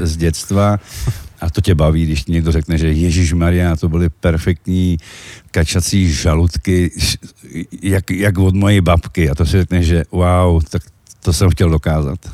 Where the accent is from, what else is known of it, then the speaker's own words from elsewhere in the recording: Czechia; also born or lived in Czechoslovakia; now in Slovakia; já jsem sice Čech